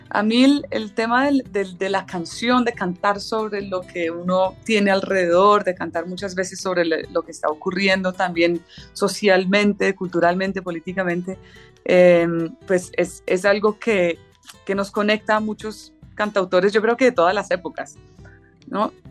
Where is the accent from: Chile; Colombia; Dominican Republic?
Colombia; Tolima; also born or lived in Ireland; yo para ese entonces tenía dos años, menos de dos años cuando salimos de Irlanda, entonces en realidad pues no tengo ningún recuerdo previo a Colombia. Para mí, en, mis recuerdos, mi vida inicia en Colombia, eh, en una finca, en como una zona del, centro de Colombia